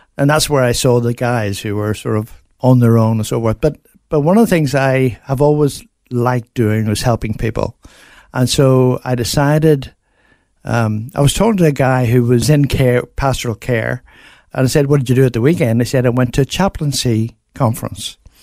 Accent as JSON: {"language": "English", "town": "Belfast", "region": "Northern Ireland", "country": "United Kingdom", "tie": "born or raised there", "moved": "as an adult", "lives_now": "Australia", "said": "I grew up in Belfast"}